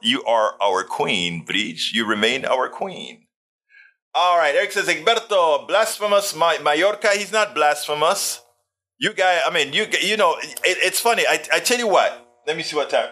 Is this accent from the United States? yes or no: no; Panama; I was always a science nerd growing up in Panama